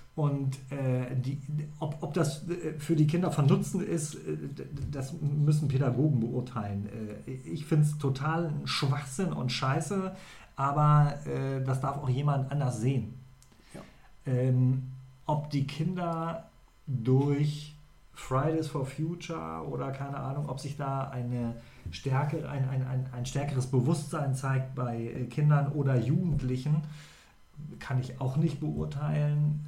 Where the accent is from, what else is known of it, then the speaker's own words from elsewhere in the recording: Lower Saxony, Germany; Ich komme ja aus der Ecke da, ja. aus dem Vorharz-Verengungsgebiet